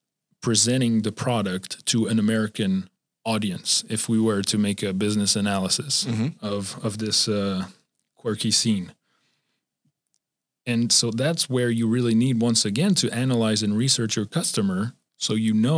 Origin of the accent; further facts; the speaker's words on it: Switzerland; now in United States; I'm from Switzerland